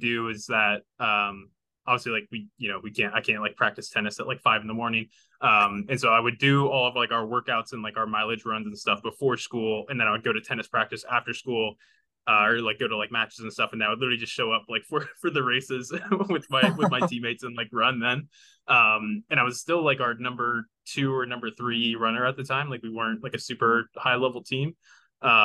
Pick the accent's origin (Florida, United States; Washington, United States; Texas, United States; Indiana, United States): Indiana, United States; Terre Haute; growing up in Indiana played basketball at some point.